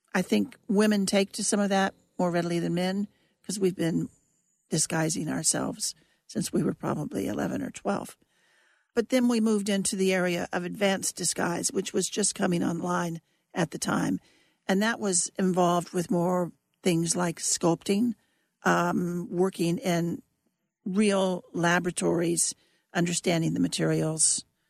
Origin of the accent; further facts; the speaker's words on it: Kansas, United States; moved away as an adult; also born or lived in Germany / Washington, D.C.; I was from Kansas